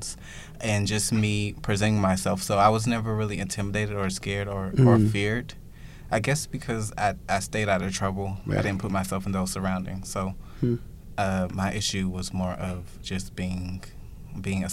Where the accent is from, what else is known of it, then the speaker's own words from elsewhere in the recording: Georgia, United States; now in New York City, United States; I grew up in Georgia. So Georgia is like a southern state